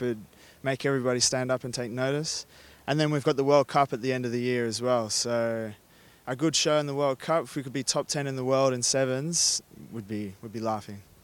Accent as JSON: {"language": "English", "country": "Australia", "moved": "as an adult", "lives_now": "Spain", "said": "An Australian Gallego Maori boy"}